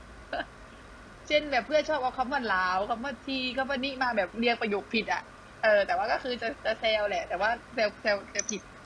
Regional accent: Nakhon Si Thammarat, Thailand; accent: Southern Thai; moved away as an adult; now in Bangkok, Thailand; เราก็พูดใต้อยู่ทุกวันอ่ะ

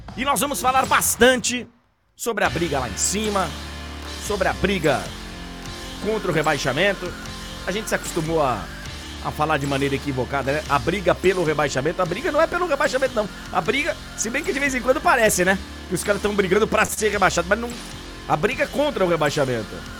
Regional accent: Bahia, Brazil; moved away; Eu fui criado na Bahia

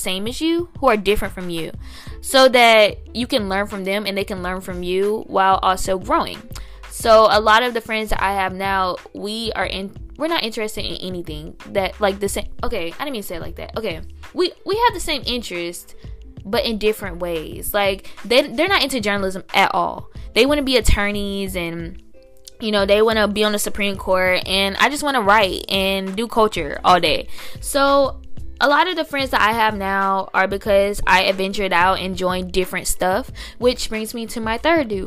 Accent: Tallahassee, Florida, United States; accent: sounds like from Alabama; moved away as an adult; also born or lived in Washington, D.C.; I'm from Tallahassee, Florida, and there aren't any really, like, other role models in our community

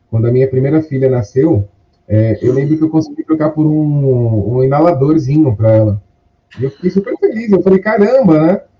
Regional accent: São Paulo, Brazil; eu tenho 38 anos, eu sou aqui de São Paulo, capital.

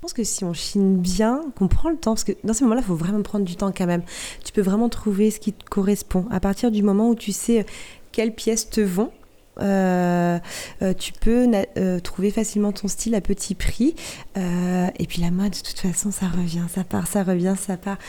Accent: Barfleur, Normandy, France; je suis originaire du Val de serre précisément de Barfleur, où j'ai vécu euh, une belle partie de mon enfance

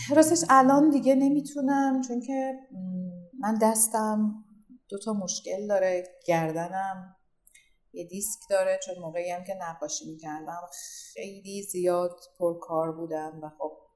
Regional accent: Iran; من یک زن هنرمند ایرانیم

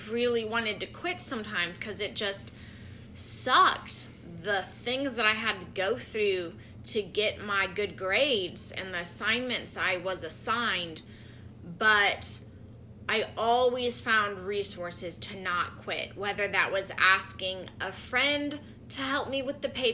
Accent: St. Louis, Missouri, United States; I'm from St. Louis

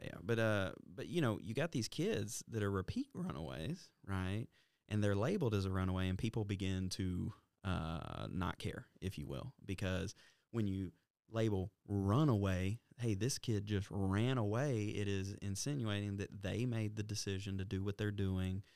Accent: Alabama, United States; we're from Alabama

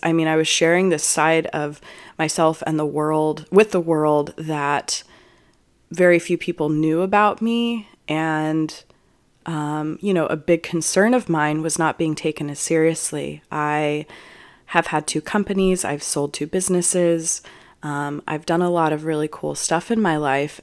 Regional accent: Juneau, Alaska, United States; now in Austin, United States; I was born in Juneau, Alaska

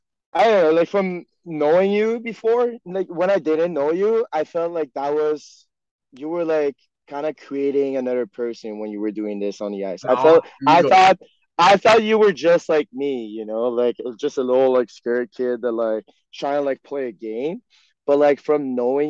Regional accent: Quebec, Canada; first language French; English is a second language; me being born and raised in Quebec

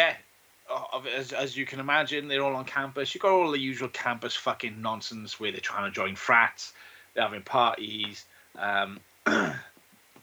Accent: Welsh Valleys, Wales, United Kingdom; As grizzled Welsh Valleys boys, the closest thing we get to fraternities is like the estate you grew up on

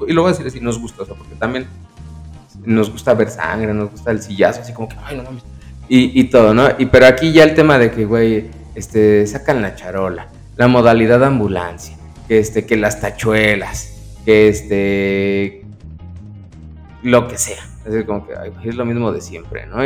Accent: Mexico; somos mexicanos, nos enorgullece, pelearíamos por nuestra tierra y nuestra patria

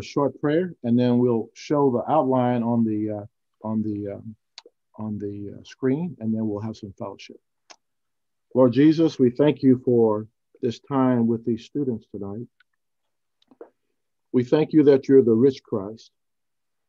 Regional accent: Houston, Texas, United States; also born or lived in Temple, Texas; we grew up in Houston, Texas, right near the University of Houston

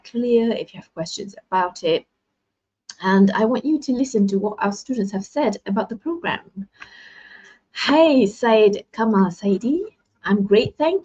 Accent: Malaysia; I'm from Malaysia

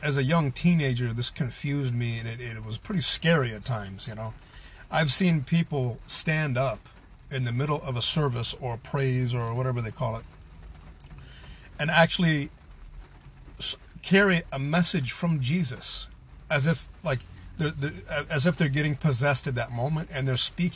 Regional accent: United States; I'm a white person, I'm an American

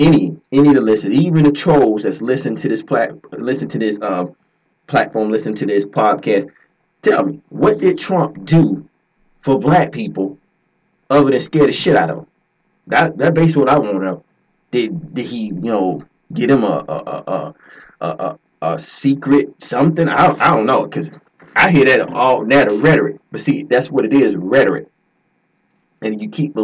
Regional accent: Georgia, United States; I'm from Georgia.

